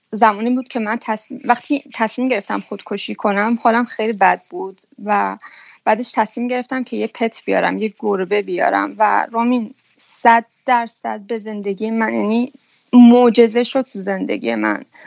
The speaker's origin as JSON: {"language": "Persian", "country": "Iran", "tie": "born or raised there", "moved": "as an adult", "lives_now": "Belgium", "said": "اون موقع که از ایران زدم بیرون"}